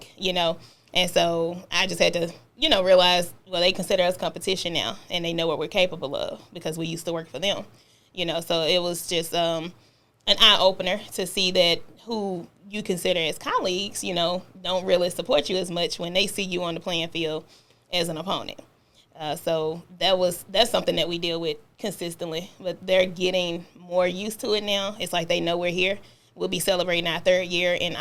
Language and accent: English; Memphis, Tennessee, United States; I'm originally from Memphis, Tennessee, born and raised